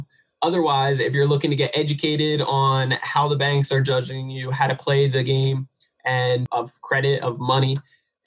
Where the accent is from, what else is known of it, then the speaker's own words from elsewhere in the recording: New Jersey, United States; moved away; I'm from New Jersey originally